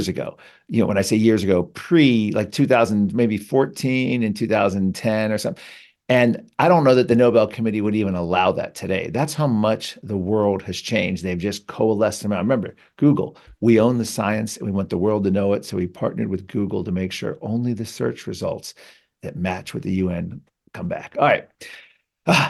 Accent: Virginia, United States; my home state of Virginia

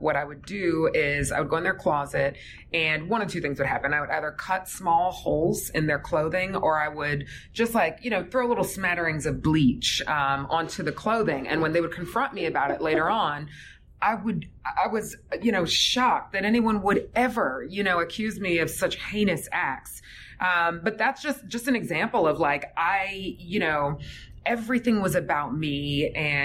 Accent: Fayetteville, Georgia, United States; Grew up in a little place called Fayetteville, which is a suburb south of the city.

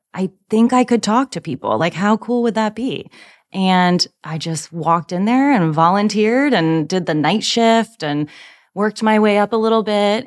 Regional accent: Charlottesville, Virginia, United States; moved away as an adult; now in Nashville, United States; Born and raised in beautiful Charlottesville, Virginia.

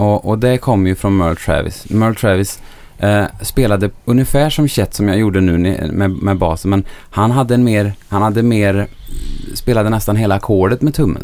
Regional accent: Bengtsfors, Västra Götaland, Sweden; accent: Dalsland dialect (Bengtsfors); jag är inte från Stockholm. Jag kommer från Bengtsfors i Dalsland

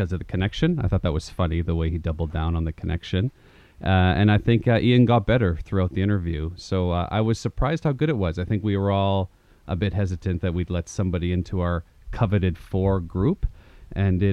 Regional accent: Thompson, Manitoba, Canada; also born or lived in Canary Islands / Portugal / Winnipeg, Manitoba; I went from the Canary Islands to Thompson, Manitoba

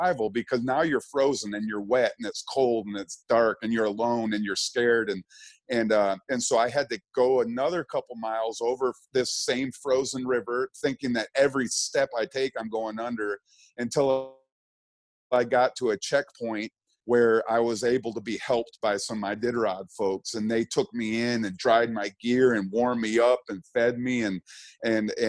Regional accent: Birmingham, Michigan, United States; I grew up in Birmingham, Michigan

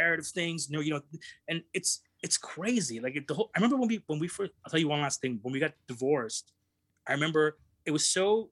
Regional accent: Brampton, Ontario, Canada; I grew up around a lot of Indian people, even though I'm Pakistani, but the community that I live in is a lot of Indian people in this little suburb of Toronto called Brampton that I live

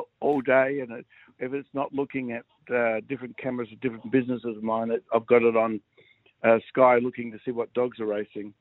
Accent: Adelaide, South Australia, Australia; it's my hometown

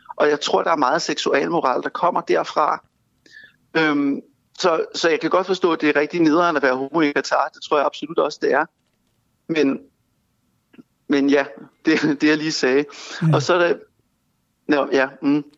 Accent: Denmark

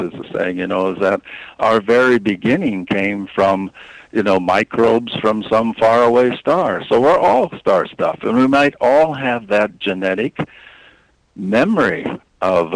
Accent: Iowa, United States; I'm from Iowa

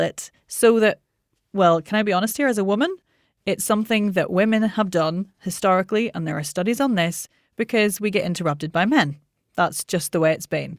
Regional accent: Northern Ireland, United Kingdom; I'm Northern Irish

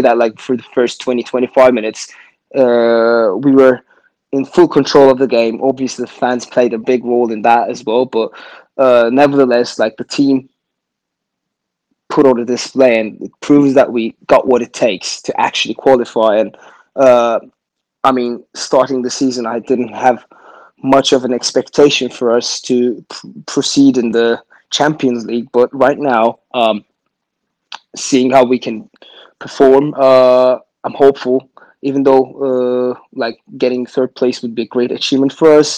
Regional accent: United Kingdom; I'm British

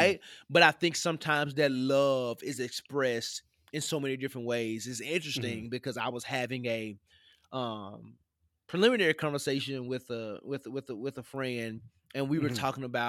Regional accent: Tennessee, United States; I grew up in the South, what people mm-hmm. would call the mid-South, because Tennessee mm-hmm. is above your

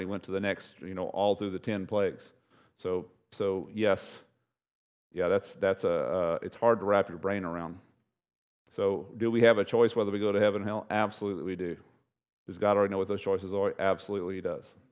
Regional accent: East Texas, United States; now in South Padre Island, United States; I grew up in East Texas, bunch of rednecks over there.

